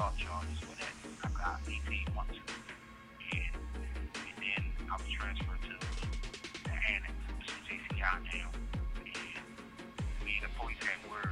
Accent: Baltimore, Maryland, United States; I'm from Baltimore City

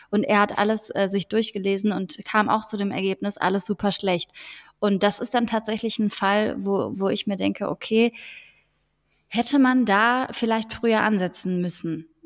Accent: Frankfurt, Hesse, Germany; now in Cologne, Germany; Ich bin eigentlich in Frankfurt am Main aufgewachsen, bin dann aber irgendwie in Köln gelandet

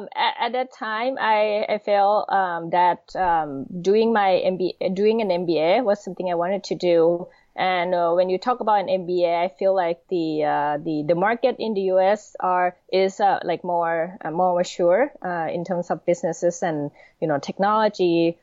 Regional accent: Thailand; moved away as an adult; also born or lived in Washington, D.C.; I'm originally born and raised in Thailand

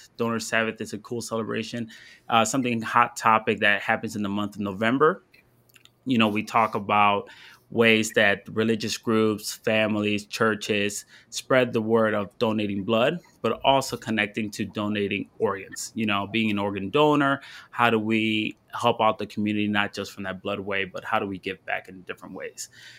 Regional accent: Ann Arbor, Michigan, United States; I'm right here from Ann Arbor, Michigan. I'm here in Ann Arbor. I'm Go Blue, Maize and Blue.

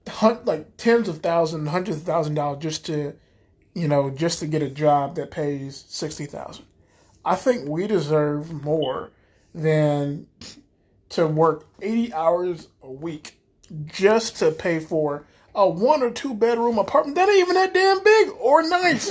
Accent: United States; we're the American people

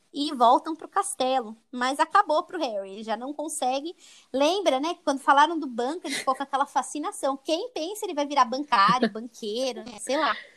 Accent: São Paulo, Brazil; a gente é de São Paulo

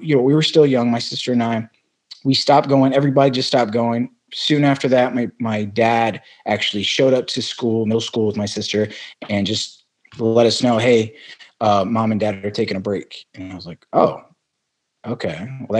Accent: Arizona, United States; also born or lived in Brooklyn, New York / Amarillo, Texas; And so I was born in Brooklyn, New York. When I was five, I have one older sister. My parents, we moved to Arizona.

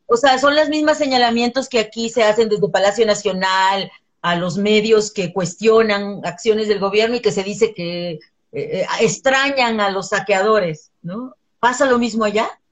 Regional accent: El Salvador; now in Mexico; yo soy salvadoreña de nacimiento, salvadoreño mexicana, mexicana por nacionalización

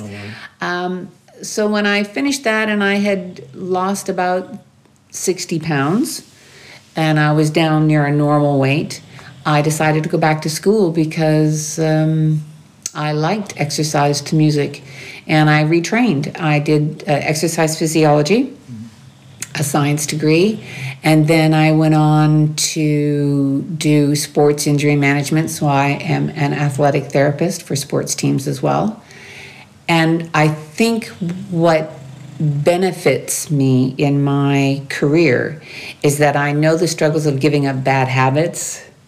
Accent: New Brunswick, Canada; moved away as an adult; now in France; I'm from the east part of Canada, the sud-est de Quebec. I'm from New Brunswick, which is the only bilingual province in the country

